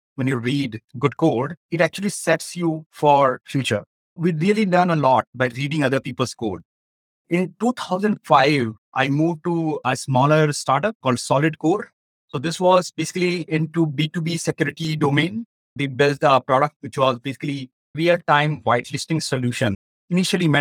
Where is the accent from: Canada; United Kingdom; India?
India; northern India; moved away; I come from India and I was born and brought up in northern part of India